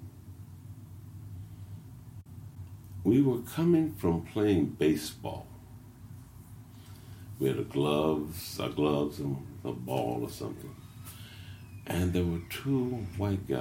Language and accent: English; Indianapolis, Indiana, United States; I'm from Lockfield.